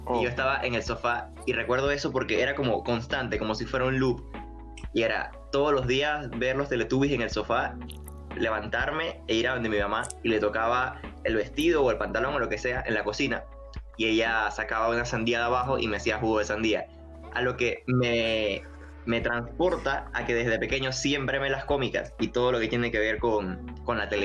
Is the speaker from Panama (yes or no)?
yes; Panama; eh, vengo de, aquí, de Panamá, estoy transmitiendo desde mi casa.